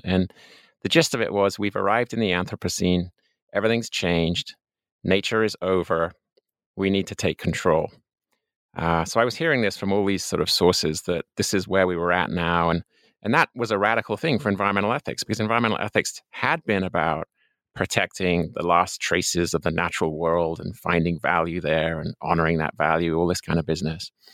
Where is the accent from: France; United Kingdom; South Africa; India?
United Kingdom; England; moved away as an adult; also born or lived in Colorado, United States; I'm an Englishman by birth. Uh, I spent the first twenty-one years of my life there